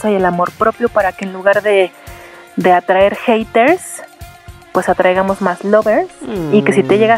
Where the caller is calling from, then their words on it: Atlanta, Georgia, United States; de Atlanta